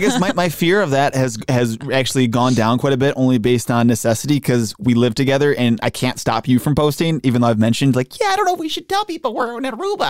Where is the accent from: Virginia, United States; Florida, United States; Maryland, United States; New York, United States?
New York, United States; Western; I am from the Western New York area.